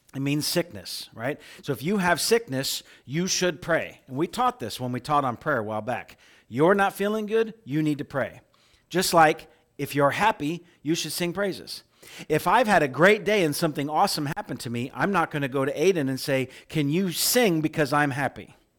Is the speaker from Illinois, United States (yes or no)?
yes; middle of Illinois, United States; moved away as an adult; also born or lived in Oklahoma / California; I grew up in Corn Country, middle of Illinois